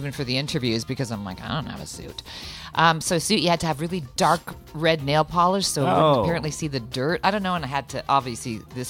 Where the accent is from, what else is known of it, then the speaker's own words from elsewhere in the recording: Canada; As a Canadian